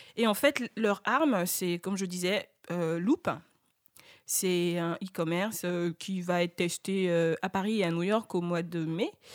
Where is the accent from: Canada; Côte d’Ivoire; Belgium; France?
Côte d’Ivoire; chez nous, en Côte d'Ivoire